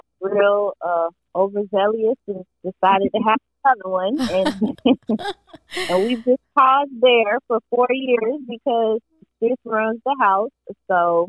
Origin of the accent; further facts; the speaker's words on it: Miami-Dade County, Florida, United States; now in Jacksonville, United States; I am from Miami-Dade County. Always have to put that out there. But I currently live in Jacksonville, Florida